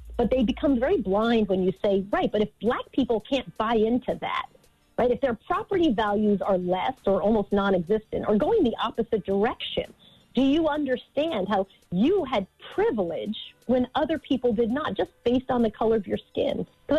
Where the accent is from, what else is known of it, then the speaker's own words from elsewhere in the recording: Long Island, New York, United States; When I was growing up in Long Island, people used to protest.